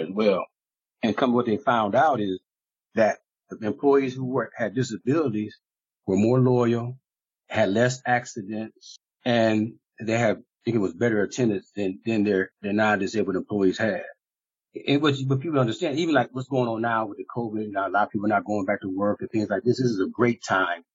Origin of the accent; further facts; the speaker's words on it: Ohio, United States; I grew up here in Ohio